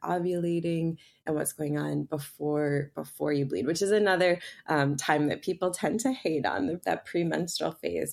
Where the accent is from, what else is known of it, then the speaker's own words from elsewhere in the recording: Boston, Massachusetts, United States; I grew up in Boston in a very you know, science-based conventional medicine family.